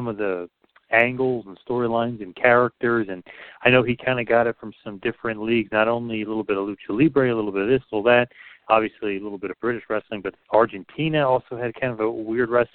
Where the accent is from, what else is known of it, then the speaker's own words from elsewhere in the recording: New Jersey, United States; I'm from New Jersey